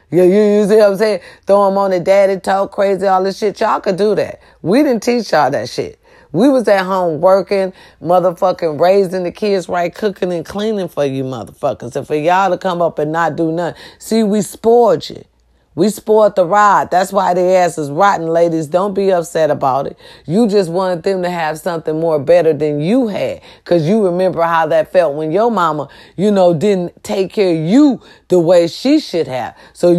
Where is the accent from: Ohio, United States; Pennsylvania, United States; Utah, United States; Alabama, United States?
Ohio, United States; I'm going to have my first little stand-up show in Youngstown, Ohio, close to my hometown.